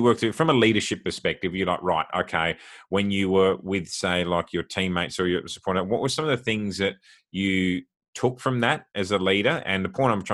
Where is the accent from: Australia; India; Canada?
Australia; I'm Australian